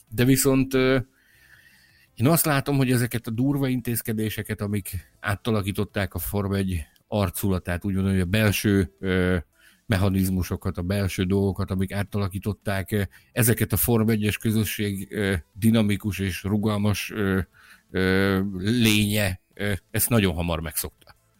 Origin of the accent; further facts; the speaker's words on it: Hungary; mi magyarok